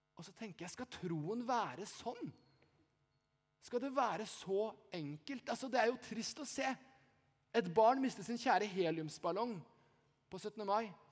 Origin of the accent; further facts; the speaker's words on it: Eastern Norway, Norway; now in Bergen, Norway; jeg er ikke fra Haugesund. Jeg er fra Østlandet, men jeg bor i Bergen.